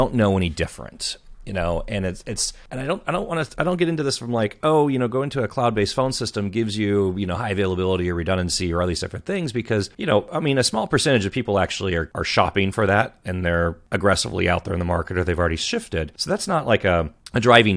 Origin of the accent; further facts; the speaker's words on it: Southern California, United States; I grew up in Southern California